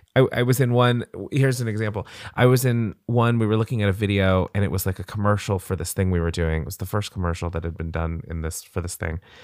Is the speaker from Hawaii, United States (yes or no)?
yes; Hawaii, United States; moved away as an adult; also born or lived in California; So when I was twelve, we moved to Hawaii